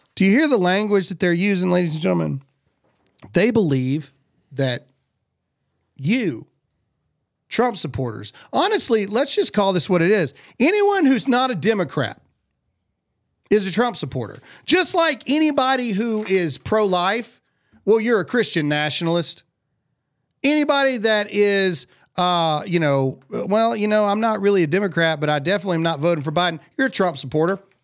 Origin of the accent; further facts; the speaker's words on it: Mississippi, United States; I'm from Mississippi.